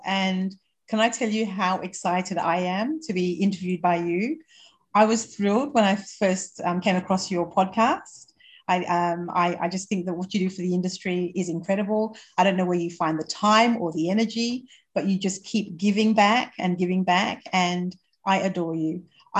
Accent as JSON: {"language": "English", "country": "Australia", "tie": "born there", "said": "I was born in Australia, and I'll add that to my story shortly"}